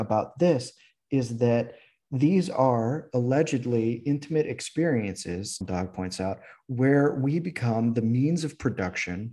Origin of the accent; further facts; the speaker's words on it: Midwestern suburbia, United States; the places I grew up in Midwestern suburbia